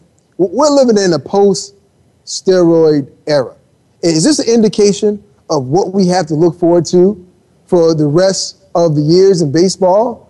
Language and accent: English; Miami, Florida, United States; growing up in Miami, we didn't really have a baseball team.